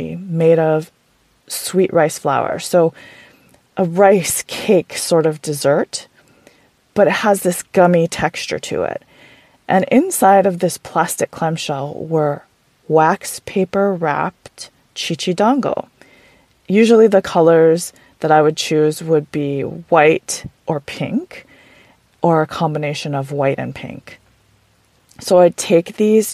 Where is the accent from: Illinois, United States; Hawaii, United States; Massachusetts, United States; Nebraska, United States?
Hawaii, United States; Oahu; I grew up on Oahu in Hawaii, and my grandparents and I would hang out a lot when I was little.